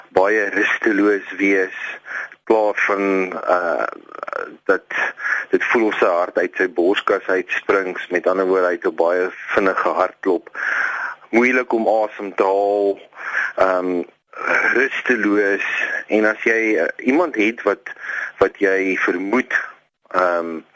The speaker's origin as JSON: {"language": "Afrikaans", "country": "South Africa", "also_born_or_lived": "Pretoria", "said": "ons as Suid-Afrikaners"}